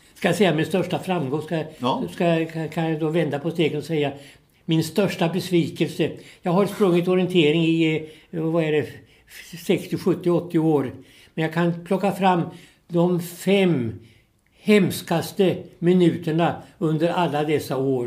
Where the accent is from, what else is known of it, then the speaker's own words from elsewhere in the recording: Vikbolandet, near Norrköping, Östergötland, Sweden; då föddes jag ute på en bondgård ute på Vikbolandet som ligger en, eh, tre mil här utifrån Norrköping